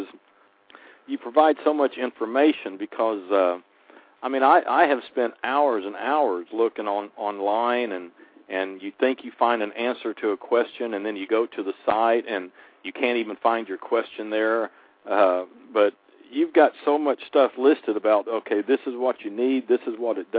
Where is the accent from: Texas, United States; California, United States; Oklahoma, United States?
Oklahoma, United States; I grew up in Oklahoma around farming and everything